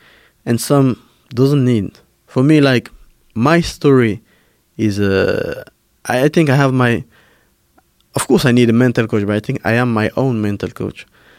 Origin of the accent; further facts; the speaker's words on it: Paris, Île-de-France, France; English is a second language; also born or lived in Cameroon; I was born in Cameroon, and then my mom moved to Paris when I was 8, and then 1 hour later, my sister and I went to Paris to follow my mom